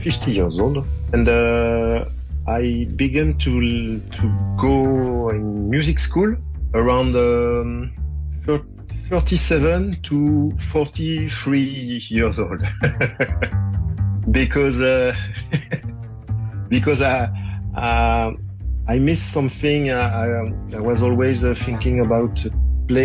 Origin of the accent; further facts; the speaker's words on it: Angers, Pays de la Loire, France; English is a second language; I was born in Angers. Angers, it's a small town in the west of France.